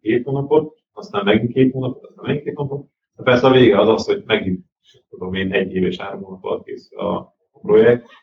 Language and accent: Hungarian; Hungary; magyarok vagyunk